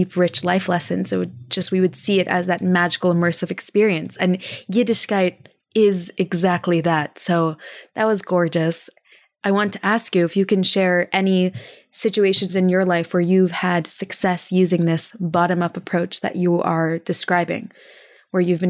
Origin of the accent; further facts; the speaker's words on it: Texas, United States; I'm from Texas